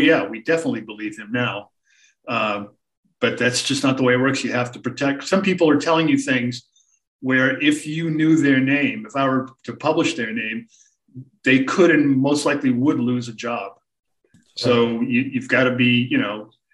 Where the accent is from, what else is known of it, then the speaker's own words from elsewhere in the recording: Boston, Massachusetts, United States; I grew up in the Boston area